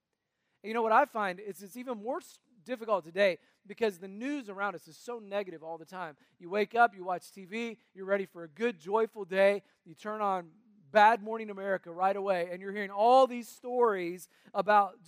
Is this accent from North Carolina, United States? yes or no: yes; North Carolina, United States; also born or lived in Tennessee; I was born in Tennessee, raised in North Carolina